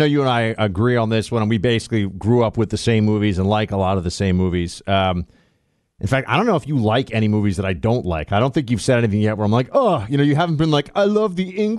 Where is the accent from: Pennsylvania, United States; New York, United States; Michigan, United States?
New York, United States; I grew up in New York